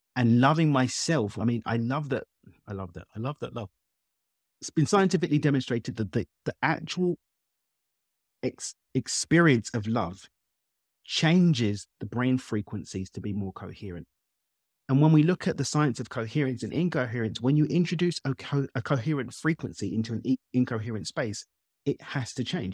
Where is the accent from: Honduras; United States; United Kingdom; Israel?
United Kingdom; London; child of Zimbabwean immigrants born and raised in East London in the U K.